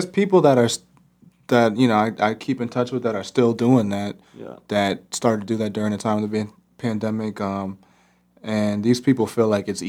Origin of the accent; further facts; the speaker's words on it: Northern Virginia, United States; moved away as an adult; also born or lived in New York; now in Minneapolis, United States; hip-hop producer coming straight from Northern Virginia.